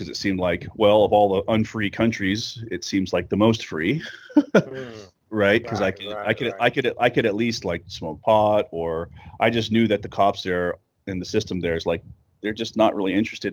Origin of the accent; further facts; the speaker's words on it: southern New Mexico, United States; moved away as an adult; That's where I'm from New Mexico